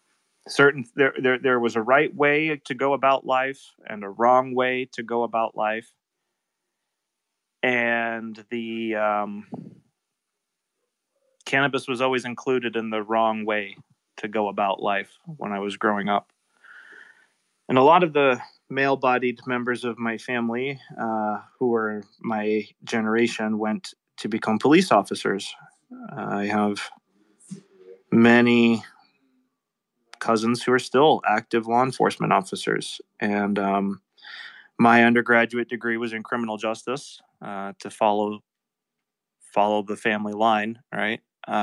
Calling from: East Thetford, Vermont, United States; I'm coming live from East Thetford, Vermont, on the Connecticut River between Vermont and New Hampshire in the United States.

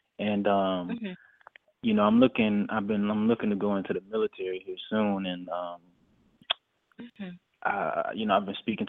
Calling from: Florida, United States; calling in from Florida.

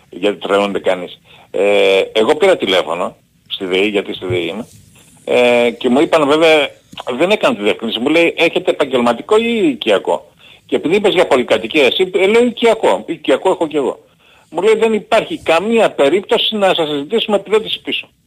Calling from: Keratsini, Attica, Greece; είμαι από τα Κερατσίνη.

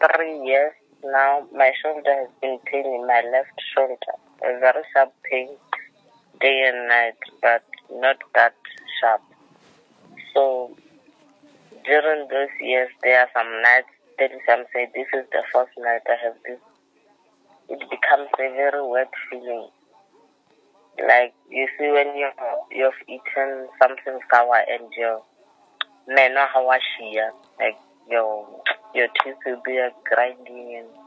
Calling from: Lephalale, Limpopo, South Africa; I'm calling you from Lephala, Limarapo.

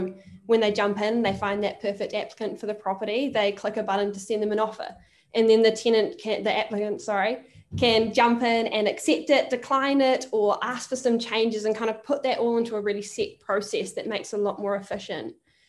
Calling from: Auckland, New Zealand; I am joining from Auckland in New Zealand.

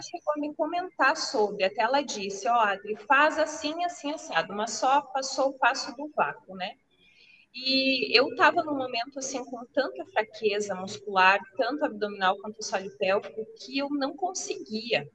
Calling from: Porto Xavier, Rio Grande do Sul, Brazil; eu falo do Rio Grande do Sul, de Porto Xavier

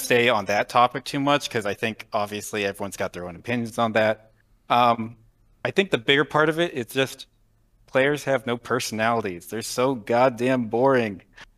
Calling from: Fairborn, Ohio, United States; Fairborn, Ohio.

